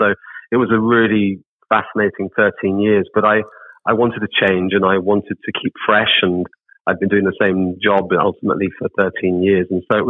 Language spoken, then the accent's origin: English; United Kingdom; moved away as an adult; also born or lived in Cape Town / London / Auckland; now in Wyndham, Australia; I'm British originally, born and bred in the UK, with a South African mother and Scottish father, and Austrian grandparents, so a bit of a mongrel mix.